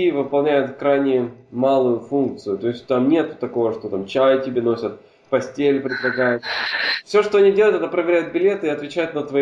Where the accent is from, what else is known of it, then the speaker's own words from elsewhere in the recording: Hungary; Russian is a second language; Особенно учитывая тот факт, что мы с тобой говорим сейчас на русском языке, а родом я из Венгрии, да?